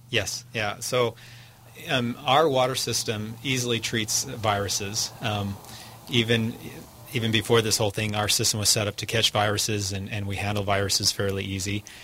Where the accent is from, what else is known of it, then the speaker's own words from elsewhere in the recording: United States; as an American